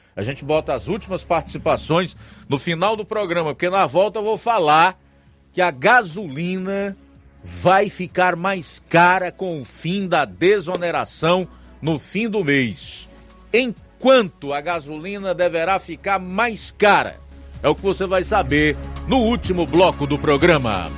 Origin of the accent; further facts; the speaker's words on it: Brazil; sou brasileiro, minha família reside aqui, trabalho aqui